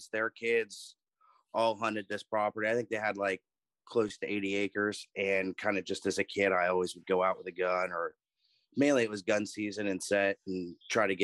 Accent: Southeastern Ohio, United States; I'm from Southeastern Ohio. I've been hunting ever since I was a kid

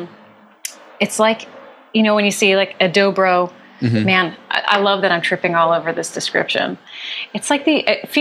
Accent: Philadelphia, Pennsylvania, United States; now in Los Angeles, United States; Philly's my hometown

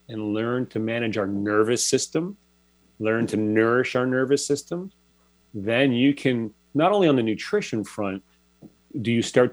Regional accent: Toronto, Ontario, Canada; moved away as an adult; I'm originally from Toronto, so pretty big city setting.

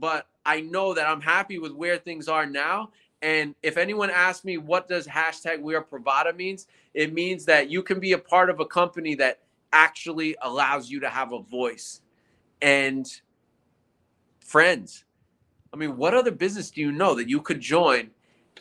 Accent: New York City, New York, United States; I'm a New York City guy

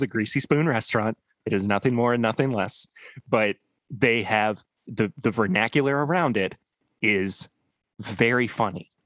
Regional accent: Lexington, Kentucky, United States; Lexington, Kentucky, my hometown, and my current place of residence

